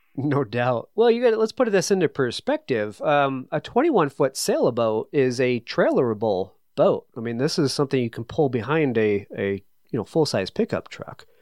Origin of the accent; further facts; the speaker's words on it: New England, United States; I'm from New England